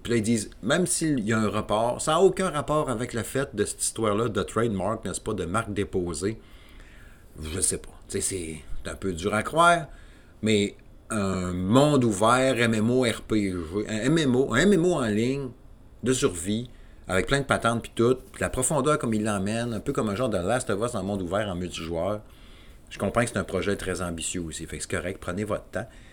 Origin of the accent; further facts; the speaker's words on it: Quebec City, Quebec, Canada; je suis de la région de Québec